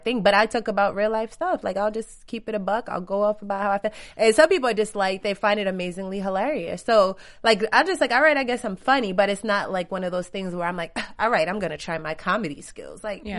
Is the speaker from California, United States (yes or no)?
no; New York, United States; now in Los Angeles, United States; I'm a New Yorker